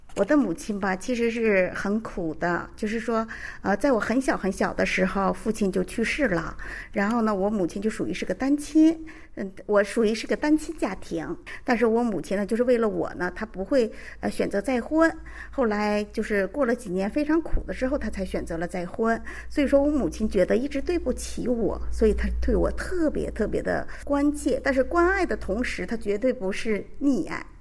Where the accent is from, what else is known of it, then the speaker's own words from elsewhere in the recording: China; moved away as an adult; now in South Korea; 我是在中国出生，也是家里的长女